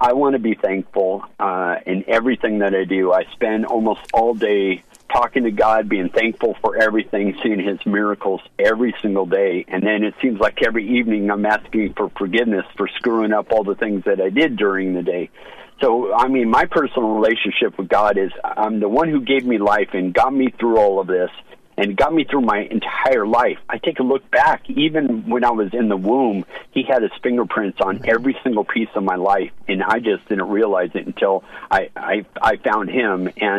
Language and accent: English; United States; having my rights given back to me as an American.